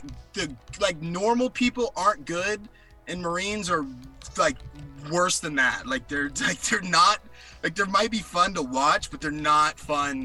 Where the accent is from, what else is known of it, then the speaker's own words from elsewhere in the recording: Tennessee, United States; also born or lived in Scottsdale, Arizona; when I was 7, I moved to Tennessee.